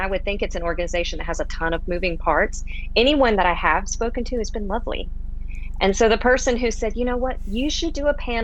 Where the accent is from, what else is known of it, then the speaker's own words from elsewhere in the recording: Pensacola, Florida, United States; moved away as an adult; now in Houston, United States; I was raised starting at about age 2 till 18 in Northwest Florida, right outside Pensacola